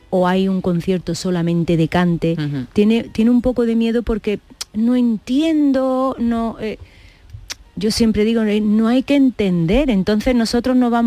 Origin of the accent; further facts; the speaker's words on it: Granada, Andalusia, Spain; also born or lived in Germany; Creces mm. en Granada